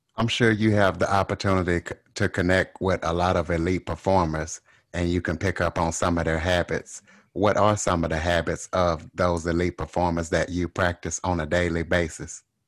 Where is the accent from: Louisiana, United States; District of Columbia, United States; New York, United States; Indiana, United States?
Louisiana, United States; I'm from Louisiana, and I can definitely tell a, a Louisiana accent